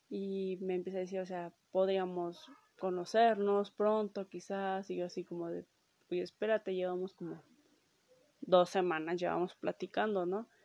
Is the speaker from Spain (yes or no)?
no; Mexico; Este, soy de México, tú de dónde eres, ¿no?